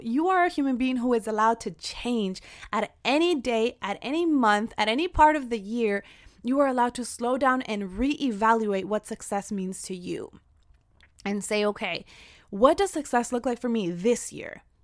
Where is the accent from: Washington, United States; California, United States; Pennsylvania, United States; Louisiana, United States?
California, United States; Central Valley; I am from the Central Valley